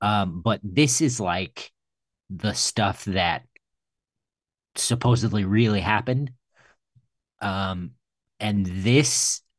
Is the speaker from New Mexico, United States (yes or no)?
yes; Roswell, New Mexico, United States; I grew up near Roswell, New Mexico.